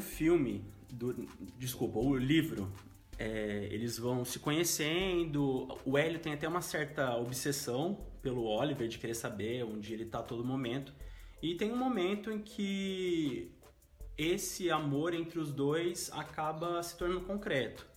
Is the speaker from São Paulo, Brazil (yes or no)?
yes; interior of São Paulo, Brazil; moved away as an adult; now in Londrina, Brazil; sou do interior de São Paulo, moro em Londrina já oito anos